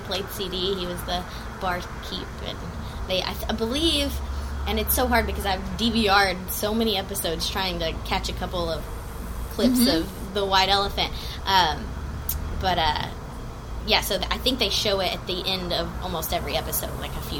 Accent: Iowa Park, Texas, United States; now in Fort Worth, United States; I'm from Iowa Park.

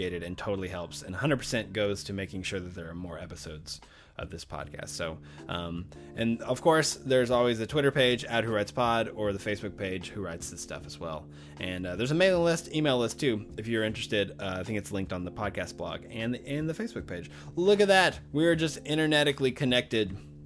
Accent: the South, United States; I was raised in the South

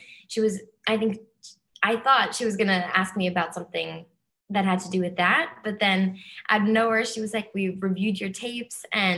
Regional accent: New Jersey, United States; I'm from New Jersey. So yeah, okay. Yeah, like tri-state area, very close.

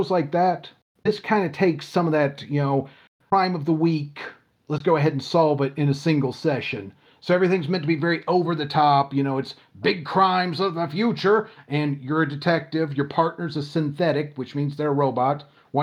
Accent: Lilburn, Georgia, United States; I'm from Greater Metro Atlanta, and White Wolf, the company, started out in Stone Mountain, Georgia, which is, I grew up in Lilburn, Stone Mountain

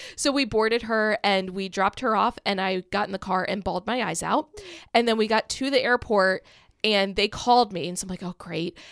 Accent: Kent Island, Maryland, United States; also born or lived in Salisbury, Maryland; I grew up on Kent Island, which Maryland has the Chesapeake Bay

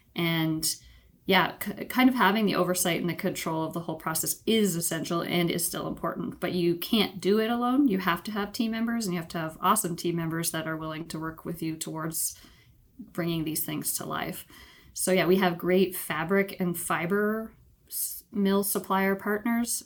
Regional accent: Ontario, Canada; moved away as an adult; also born or lived in British Columbia; I grew up in Ontario, Canada, moved out west to British Columbia for university

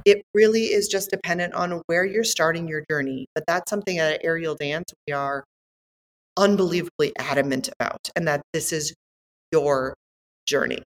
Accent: Northeast Wisconsin, United States; moved away as an adult; also born or lived in Australia; I came from Northeast Wisconsin

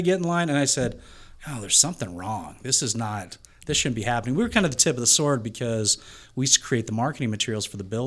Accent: Las Vegas, Nevada, United States; I was born and raised in Las Vegas

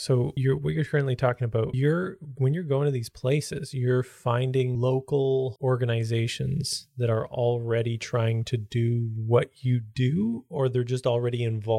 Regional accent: Canada

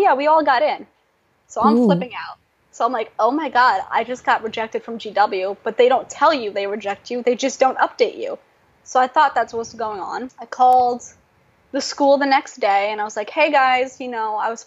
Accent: New York, United States; English is a second language; also born or lived in Russia; now in Washington, D.C., United States; I'm from New York.

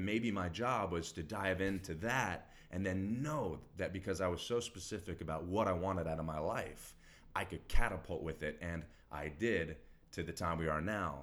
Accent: Texas, United States; Grew up, born and raised in Texas

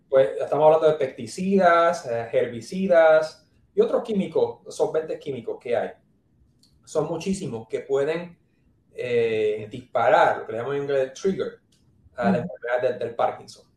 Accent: San Juan, Puerto Rico; moved away as an adult; also born or lived in New York, United States / New Jersey, United States / Cleveland, Ohio, United States / Nebraska, United States; now in Tennessee, United States; soy, me crié y nací en San Juan, Puerto Rico, Trujillo Alto, San Juan

